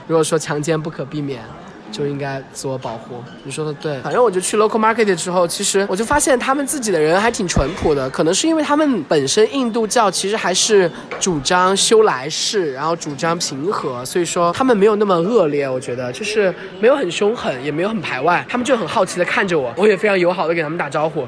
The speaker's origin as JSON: {"language": "Chinese", "region": "Sichuan", "country": "China", "said": "我作为四川人很难忍受那种味道"}